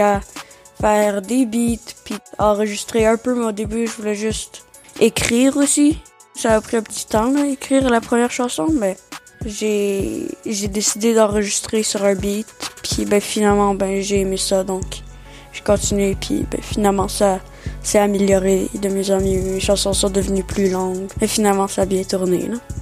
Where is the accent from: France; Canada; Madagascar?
Canada; Nelson, British Columbia; first language French; also born or lived in Maria, Quebec; né au Québec, en Gaspésie, euh, dans un petit village qui s'appelle Maria, à trois ans arrivé ici